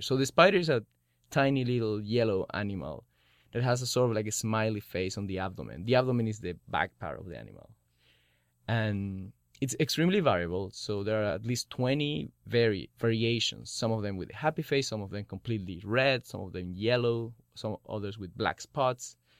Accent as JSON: {"language": "English", "country": "Chile", "moved": "as an adult", "said": "I'm from Chile"}